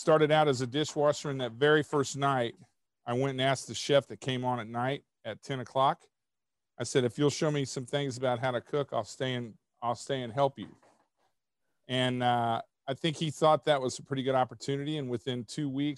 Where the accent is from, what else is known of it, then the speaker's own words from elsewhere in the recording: Kansas City, Missouri, United States; I grew up in Kansas City with a mother and a father that both loved cooking and both loved entertaining